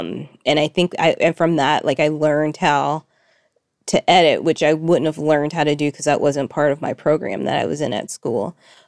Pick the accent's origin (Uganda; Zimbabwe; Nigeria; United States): United States; Fayetteville, Arkansas; also born or lived in Little Rock; now in Los Angeles, United States; I say I'm from Fayetteville, first of all, but I actually moved around a lot as a kid. So I was actually born in Little Rock, Arkansas